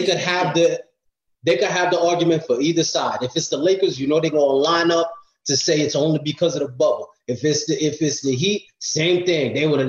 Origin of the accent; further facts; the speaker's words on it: New York, United States; now in Florida, United States; I am a New York native. Growing up in New York